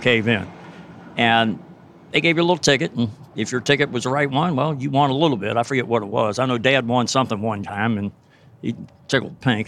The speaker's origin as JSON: {"language": "English", "town": "Cincinnati", "region": "Ohio", "country": "United States", "tie": "born or raised there", "said": "growing up in Camp Washington"}